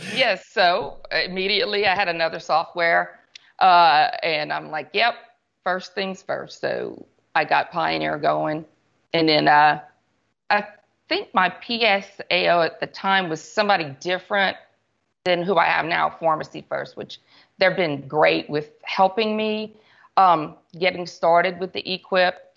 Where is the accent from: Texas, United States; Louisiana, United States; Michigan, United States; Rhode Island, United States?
Louisiana, United States; Church Point; I was born and raised in Church Point, Louisiana